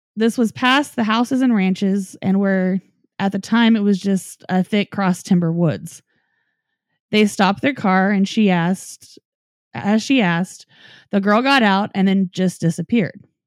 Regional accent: Norman, Oklahoma, United States; Dave and I both grew up in Norman, Oklahoma

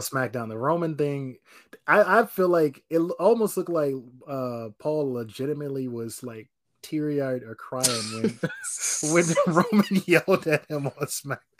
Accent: North Carolina, United States; I'm from North Carolina too

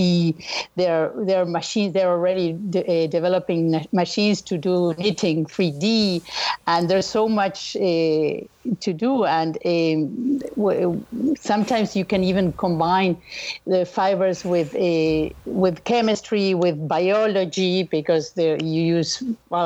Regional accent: Montevideo, Uruguay; born or raised there; moved away

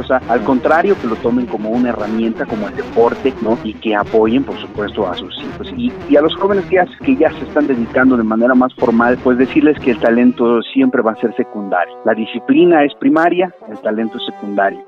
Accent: San Lorenzo Cacaotepec, Oaxaca, Mexico; moved away; also born or lived in Toluca, Mexico; Yo soy originario de San Lorenzo Cacautepec, aquí en el Valle de Etla

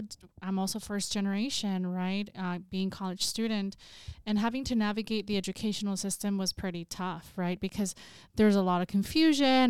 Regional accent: Salinas, California, United States; I'm originally from Salinas, California, so I grew up in a working class community

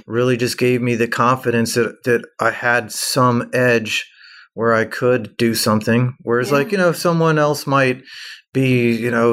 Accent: Atlanta, Georgia, United States; moved away as an adult; I'm from Atlanta originally.

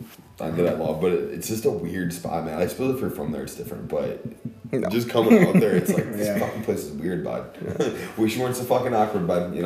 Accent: Mandan, North Dakota, United States; Mandan is my shithole

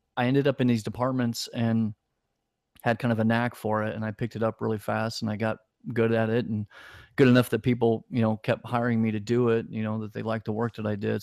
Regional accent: Indianapolis, Indiana, United States; moved away as an adult; also born or lived in Ohio / Florida; now in Los Angeles, United States; I originally grew up in Indianapolis, Indiana.

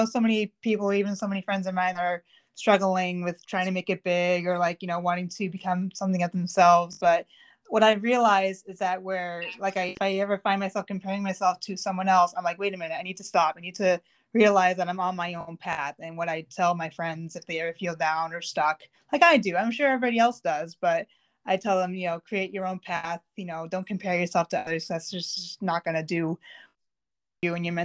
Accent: Melrose, Massachusetts, United States; also born or lived in Waltham; So I grew up in Melrose, which is like 15 minutes north of Boston. I lived there until I was 25

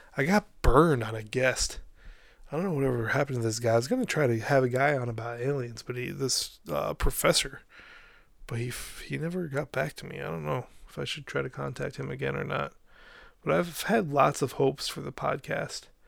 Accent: Albany, New York, United States; Back here in my hometown of uh, Albany, New York

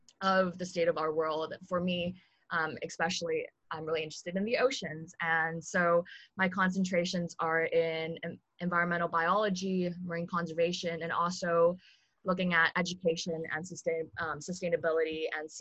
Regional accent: Hong Kong; now in Berkeley, United States; I grew up in Hong Kong around waters

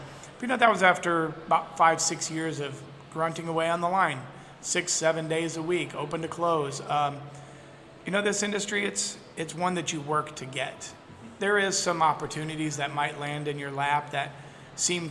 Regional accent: South Florida, United States; also born or lived in Tennessee; now in St. Petersburg, United States; growing up in South Florida during the 80s

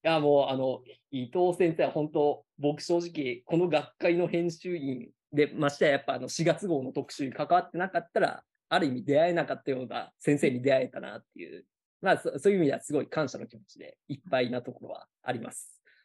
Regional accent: Gifu, Japan; moved away; also born or lived in Yamaguchi Prefecture; もともと僕、岐阜県出身で、とりあえず家から近い公立高校行こうかなっていうので

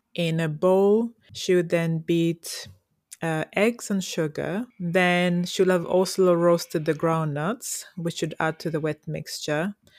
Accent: Toro, Western Region, Uganda; grew up in Toro, the beautiful Toro.

